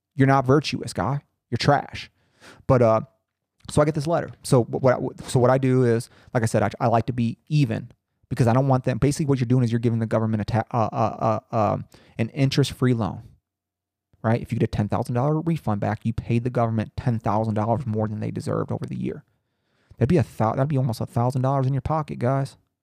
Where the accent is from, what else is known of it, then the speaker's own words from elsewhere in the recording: Howard, Indiana, United States; my hometown of Howard, Indiana